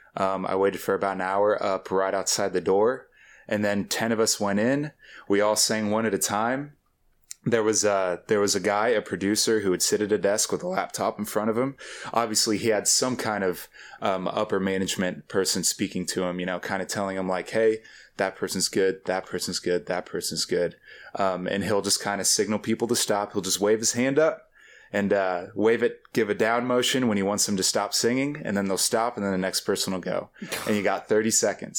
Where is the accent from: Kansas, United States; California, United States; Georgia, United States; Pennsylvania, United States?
Kansas, United States; Topeka; I grew up with a generation that, um, that thought that leaving Topeka was a solution